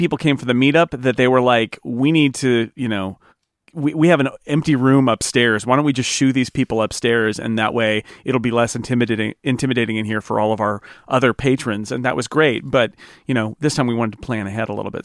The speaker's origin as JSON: {"language": "English", "region": "California", "country": "United States", "said": "I am a Californian"}